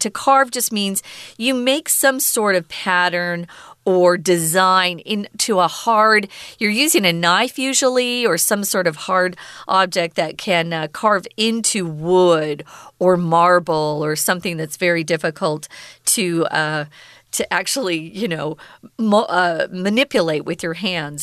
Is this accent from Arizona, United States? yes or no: yes; Arizona, United States; now in Taiwan; I'm from Arizona, even to have a cloud in the sky, we think that's so cool because we hardly ever have clouds.